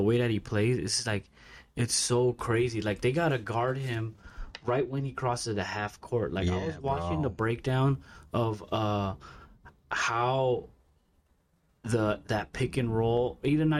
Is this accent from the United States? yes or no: yes; Bay Area, California, United States; we're from the Bay Area, so it's all Bay Area teams up here